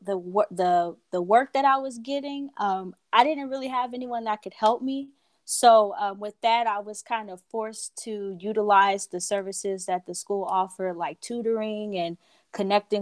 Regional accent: Los Angeles, California, United States; moved away as an adult; now in Las Vegas, United States; I'm originally from Los Angeles, California

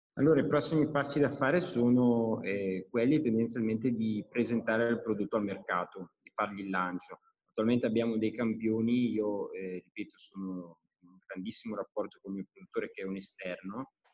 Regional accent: Brescia, Lombardy, Italy; io sono di Brescia

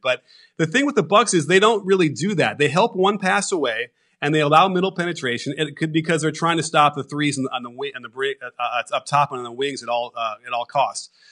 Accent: Chicago, Illinois, United States; in my household, growing up in Chicago

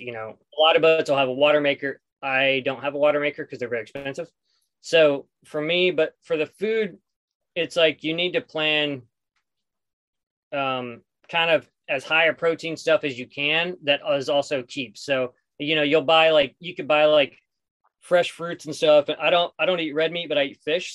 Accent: southeastern New Mexico, United States; moved away; also born or lived in Los Angeles; I grew up in southeastern New Mexico

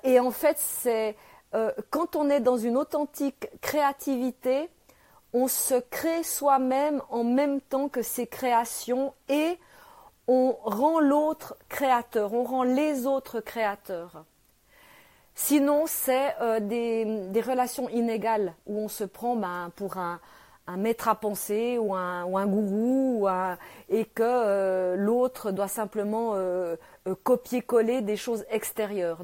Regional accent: Switzerland; je suis née euh, en Suisse, euh, là, je suis à Genève

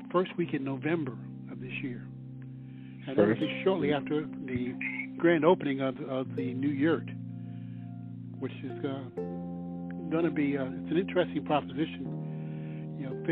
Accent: New York City, New York, United States; now in Chapel Hill, United States; Growing up in New York City, there was a park called Paisley Park, which had a pond in the middle of it in Queens

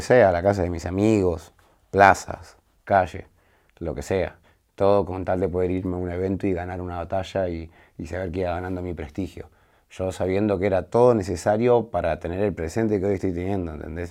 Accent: Glew, Buenos Aires, Argentina; cuando salí de mi barrio, cuando salí de Los Altos

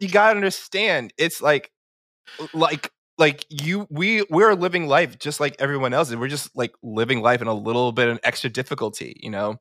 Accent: New York City, New York, United States; I grew up in New York City. Um, all my life grew up in New York City, so, yeah, born and raised

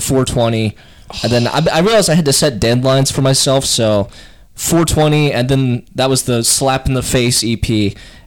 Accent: Bowling Green, United States; I grew up in Bowling Green

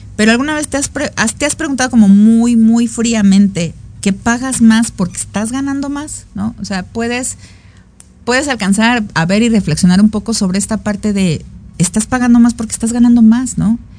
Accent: Mexico; yo también soy mexicana

